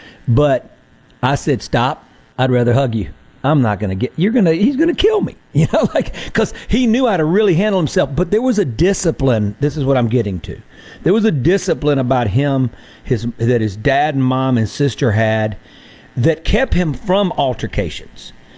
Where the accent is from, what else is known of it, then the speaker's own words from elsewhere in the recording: Mississippi, United States; We're going to get to know you because we're from Mississippi.